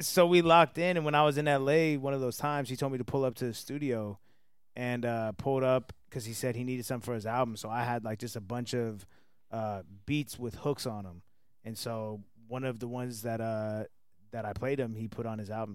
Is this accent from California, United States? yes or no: no; Atlanta, Georgia, United States; also born or lived in New Jersey; I was raised in Atlanta. I was born in New Jersey.